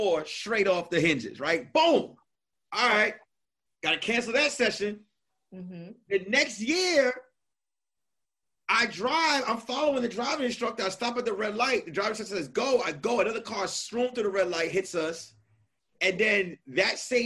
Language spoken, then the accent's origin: English; New York, United States; I'm from New York